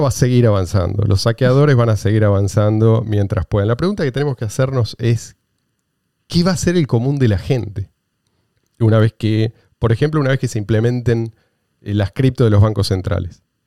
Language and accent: Spanish; Argentina; Yo soy argentino